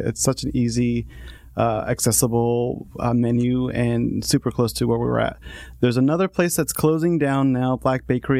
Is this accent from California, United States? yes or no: yes; La Habra, California, United States; also born or lived in Jalisco, Mexico; So I grew up in La Habra, and I was there pretty much my entire life. I went to Sonora High School, went to Fullerton College, went to Cal State Fullerton, pursued a business degree. And then prior to La Habra, I was actually born in Mexico, in Jalisco